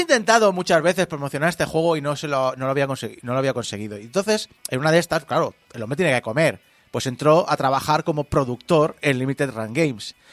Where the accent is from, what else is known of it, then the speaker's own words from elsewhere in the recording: Spain; accent: Spanish; como españoles, hablamos inglés con acento español